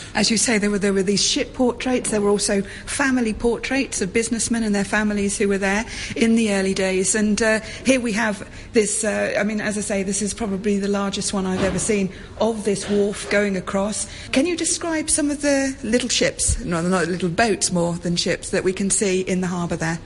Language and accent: English; England, United Kingdom; I come from England